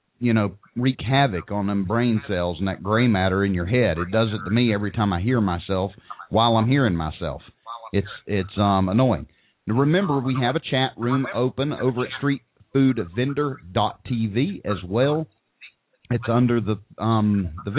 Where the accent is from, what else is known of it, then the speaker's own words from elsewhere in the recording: Tennessee, United States; broadcasting live from a motel over in Suburban Tennessee.